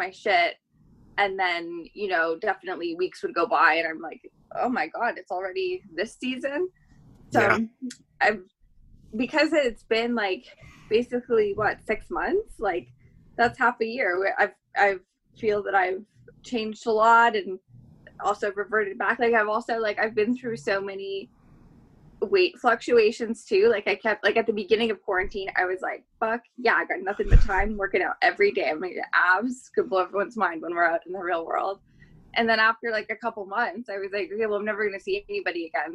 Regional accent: Ontario, Canada; now in Vancouver, Canada; I'm from Ontario

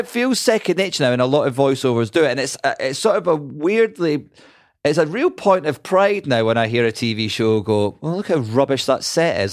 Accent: Scotland, United Kingdom; I'm Scottish

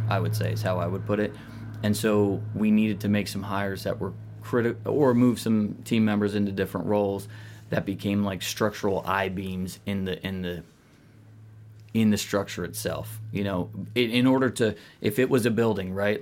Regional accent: outside of Philadelphia, Pennsylvania, United States; outside of Philly

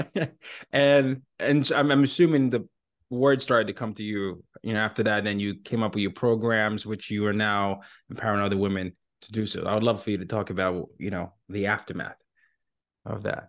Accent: Nigeria; moved away as an adult; now in New York City, United States; my home country of Nigeria

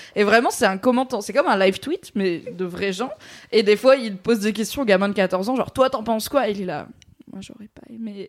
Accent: Valence, Auvergne-Rhône-Alpes, France; la médiathèque de là où j'ai grandi, à Valence, dans la Drôme.

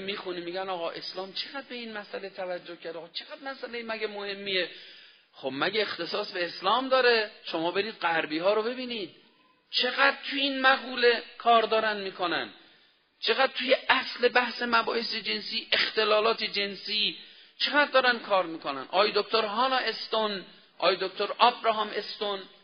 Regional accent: Iran; ما ایرانی هستیم

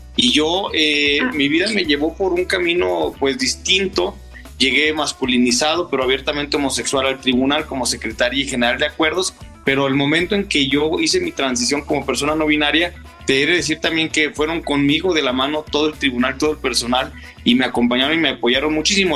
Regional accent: Saltillo, Coahuila, Mexico; moved away as an adult; now in Aguascalientes, Mexico; yo soy originaria de Saltillo, Coahuila, tengo 12 años viviendo en Aguascalientes

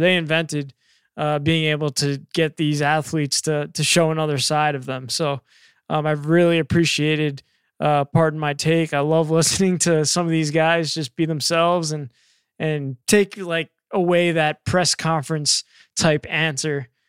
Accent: New York, United States; moved away; I grew up in New York

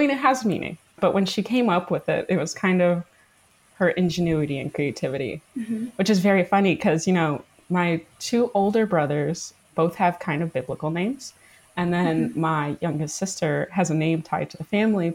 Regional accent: Chicago, Illinois, United States; I grew up on the south side of Chicago in Market Park

